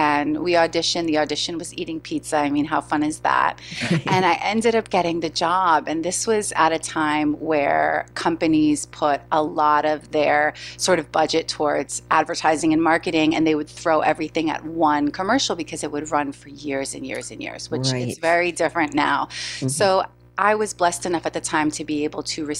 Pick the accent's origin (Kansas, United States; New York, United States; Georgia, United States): New York, United States; New York City; born and raised in New York City